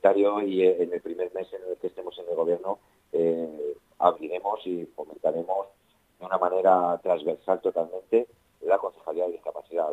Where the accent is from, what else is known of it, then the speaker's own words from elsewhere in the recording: Alcorcón, Community of Madrid, Spain; es mi pueblo, es mi gente, es mi familia calles son las calles donde me he criado, donde he crecido